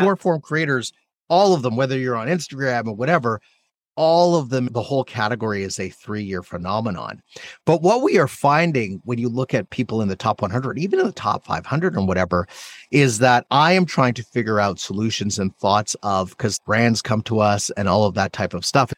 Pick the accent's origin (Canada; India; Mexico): Canada; now in United States; I'm Canadian. I'm an immigrant to the United